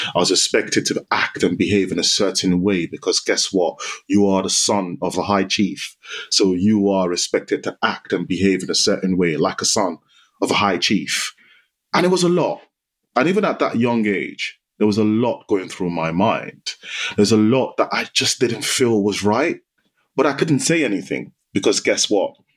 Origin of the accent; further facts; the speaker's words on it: Nigeria; moved away; I grew up in Nigeria. So I spent half my life in Nigeria, and it was a typical Nigerian Yoruba household.